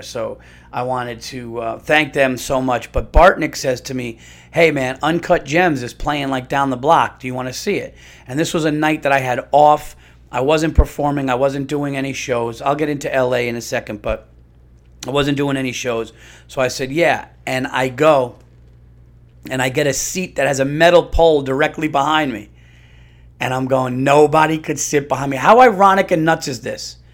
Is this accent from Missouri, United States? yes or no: no; New York, United States; I'm a New Yorker